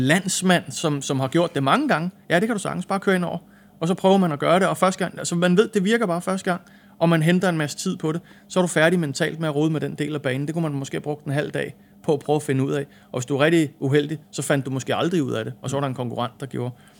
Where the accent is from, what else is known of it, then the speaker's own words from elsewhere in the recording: Denmark; moved away as an adult; also born or lived in England; vi er danskere